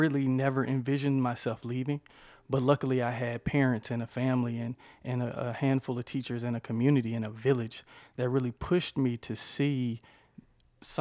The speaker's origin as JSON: {"language": "English", "town": "Sylacauga", "region": "Alabama", "country": "United States", "tie": "born or raised there", "moved": "yes", "said": "I grew up in Sylacauga, Alabama, roughly 12,000 people"}